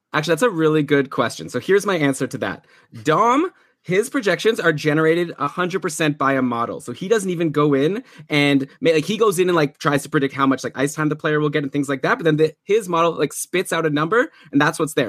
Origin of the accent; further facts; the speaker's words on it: Canada; We're Canadian